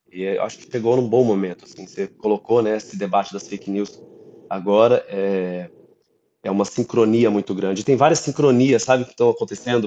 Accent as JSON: {"language": "Portuguese", "town": "Brasília", "region": "Federal District", "country": "Brazil", "tie": "born or raised there", "said": "Eu vim de Brasília, nasci em Brasília."}